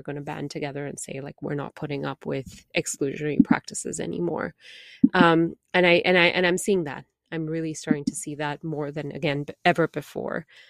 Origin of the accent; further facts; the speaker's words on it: India; moved away; as an Indian woman, an immigrant woman